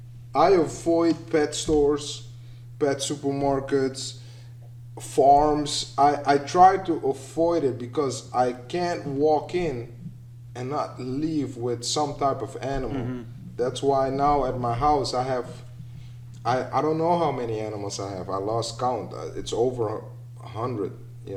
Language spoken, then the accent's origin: English; Suriname; moved away; I was born in Suriname, South America.